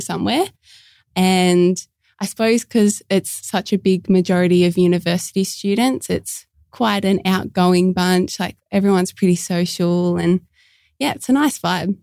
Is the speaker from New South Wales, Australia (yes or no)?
yes; Port Kembla, New South Wales, Australia; I'm from Port Kembla, which is just a little bit south of Wollongong